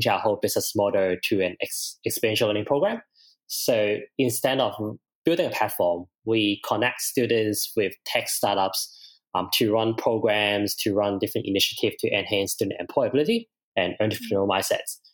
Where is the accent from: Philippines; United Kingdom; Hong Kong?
Hong Kong; moved away as an adult; now in Brisbane, Australia; I'm originally from Hong Kong. I came here in 2016